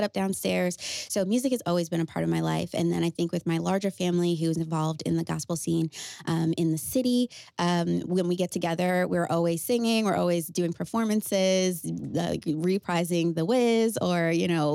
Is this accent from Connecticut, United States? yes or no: yes; Connecticut, United States; I am a pop and R&B artist born and raised in Connecticut